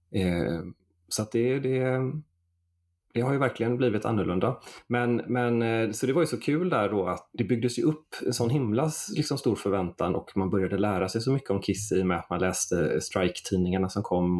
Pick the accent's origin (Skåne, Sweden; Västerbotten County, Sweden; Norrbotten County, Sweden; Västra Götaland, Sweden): Västra Götaland, Sweden; Stenkullen; also born or lived in Floda; jag är uppväxt här i Floda, eller ja. Stenkullen då, och bor i Floda nu, utanför Göteborg